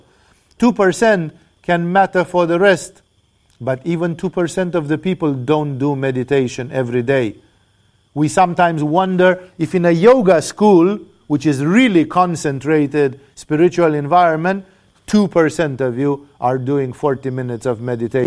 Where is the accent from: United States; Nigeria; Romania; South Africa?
Romania; now in Thailand; I come from Romania